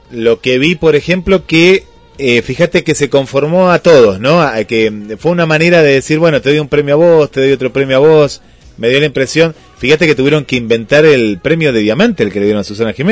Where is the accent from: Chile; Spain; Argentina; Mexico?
Argentina; Buenos Aires; Yo, yo soy porteño, porteño. Porteño a toda honra.